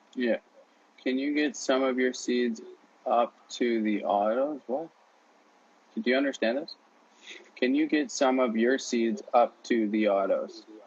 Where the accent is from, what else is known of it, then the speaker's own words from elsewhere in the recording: Canada; I'm Canadian